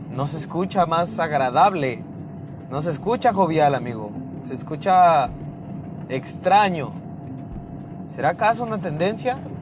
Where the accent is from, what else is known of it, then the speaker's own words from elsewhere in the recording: Mexico; yo soy de México